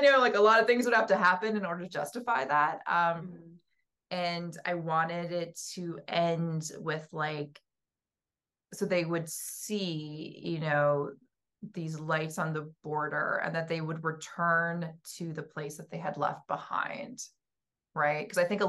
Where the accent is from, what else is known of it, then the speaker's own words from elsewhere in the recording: West Coast, United States; Like growing up on the West Coast, where I was like always, you know, we would have these like earthquake drills constantly